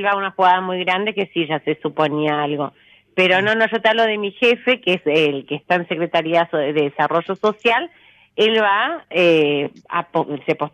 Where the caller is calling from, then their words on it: Santa Cruz, Argentina; soy la que estaba acá en el sur, en Santa Cruz, que siempre hablamos.